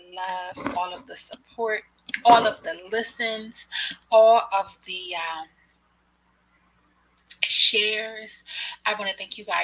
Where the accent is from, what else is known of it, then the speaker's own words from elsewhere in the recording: Philadelphia, Pennsylvania, United States; I am from Philadelphia.